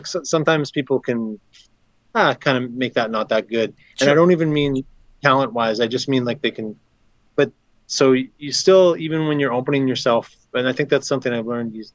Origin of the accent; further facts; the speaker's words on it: Flin Flon, Manitoba, Canada; moved away; also born or lived in Minnesota / Winnipeg; I'm from Minnesota, but I grew up in Flin Flon